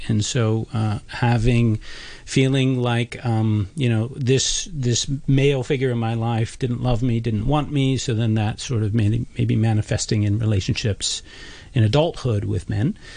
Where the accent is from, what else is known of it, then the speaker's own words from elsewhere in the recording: United States; I'm an American